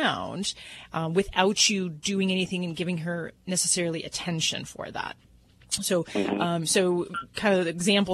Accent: Hammond, Indiana, United States

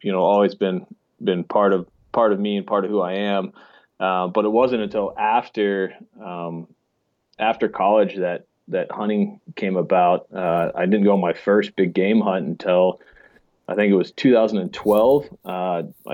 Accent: Steamboat Springs, Colorado, United States; I grew up in Steamboat Springs, Colorado

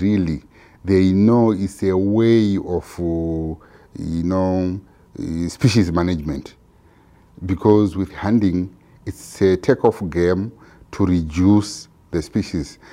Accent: Zimbabwe; I'm from Zimbabwe

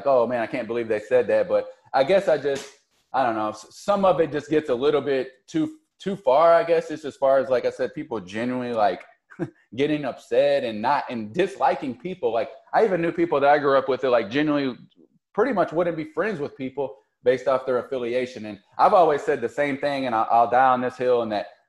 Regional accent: Louisville, Kentucky, United States; also born or lived in Florida; especially going back to when I lived in Florida and all the, you know, it was peak bad time for U of L. It was like everyone that found out I was from Louisville

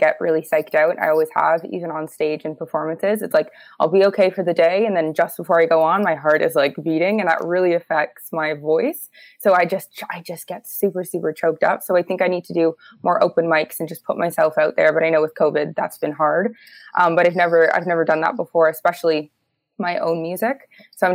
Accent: Toronto, Ontario, Canada; I grew up in Toronto

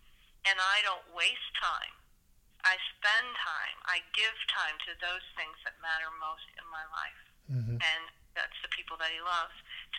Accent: Indiana, United States; also born or lived in Pacific Northwest / Texas / New Jersey / Illinois; So I was born in the Pacific Northwest. I lived in Texas for a period of time. Then I lived in Northeast New Jersey, and then moved to Illinois in the late 60s and spent formative educational years in Indiana

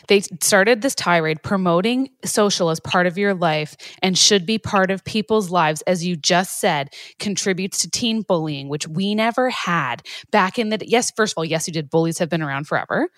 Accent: Canada; being Canadian

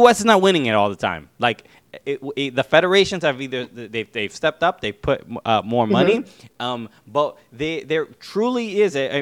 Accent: New York City, New York, United States; I grew up in Brooklyn. You know, son of Dominican immigrants

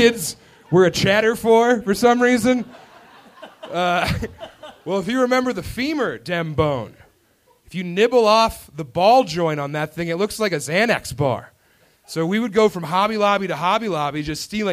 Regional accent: Elizabeth, Colorado, United States; I was from Elizabeth, Colorado

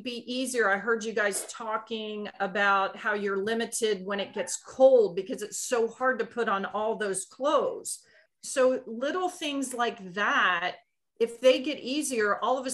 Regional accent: Maryland, United States; moved away as an adult; now in Kitty Hawk, North Carolina, United States; I grew up in Maryland

